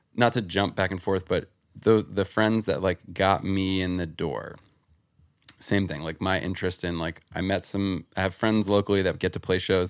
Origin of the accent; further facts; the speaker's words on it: New Jersey, United States; where I grew up in Jersey